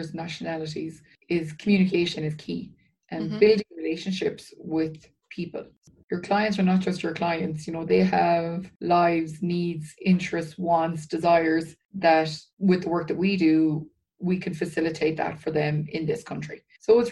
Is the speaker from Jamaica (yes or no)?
no; Ireland; moved away as an adult; now in Red Deer, Canada; I am originally Irish. We moved to Canada about 7 years ago.